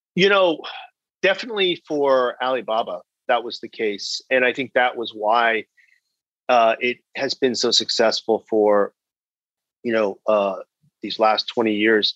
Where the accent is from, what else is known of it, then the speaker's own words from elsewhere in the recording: Bay Area, California, United States; moved away as an adult; also born or lived in China; I'm originally from California. I grew up in the Bay Area